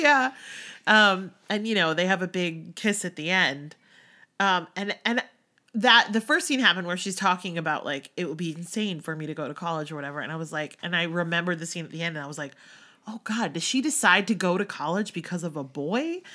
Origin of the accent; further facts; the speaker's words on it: outside of Philly, Pennsylvania, United States; moved away; growing up outside of Philly and then moving to outside of New York.